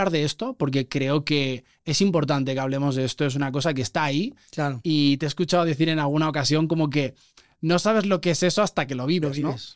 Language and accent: Spanish; Puebla, Mexico; also born or lived in Barcelona; Soy poblano, sí, sí.